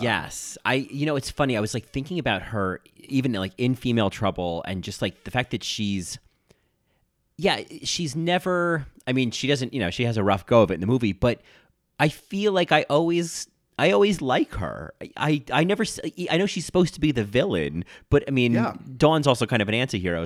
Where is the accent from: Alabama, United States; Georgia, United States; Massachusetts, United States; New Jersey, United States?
New Jersey, United States; now in New York, United States; I grew up in New Jersey. I live in New York